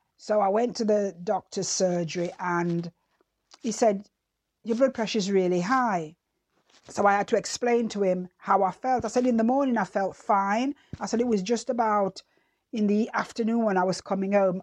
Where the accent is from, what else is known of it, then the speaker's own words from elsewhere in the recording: Jamaica; moved away; I remember as a child growing up in Jamaica